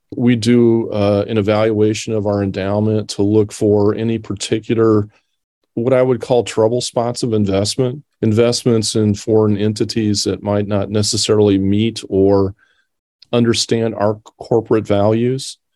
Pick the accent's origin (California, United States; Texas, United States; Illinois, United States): Illinois, United States; Decatur; moved away as an adult; I grew up here in Decatur. Uh, this is my hometown